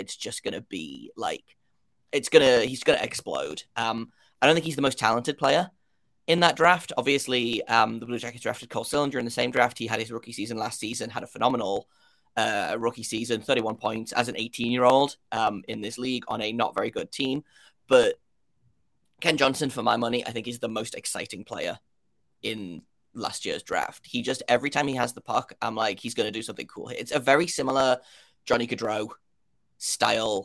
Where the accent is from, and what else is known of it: United Kingdom; now in Columbus, United States